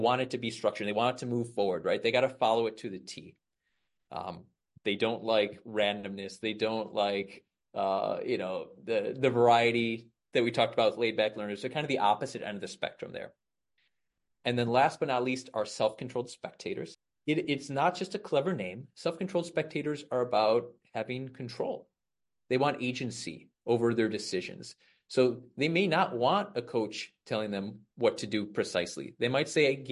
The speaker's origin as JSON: {"language": "English", "town": "Chicago", "region": "Illinois", "country": "United States", "said": "I'm from Chicago, the outside of Chicago here."}